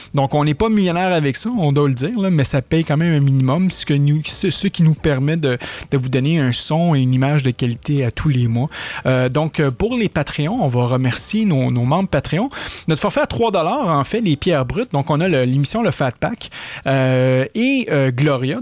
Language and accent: French; Quebec, Canada; accent: québécois; mon accent québécois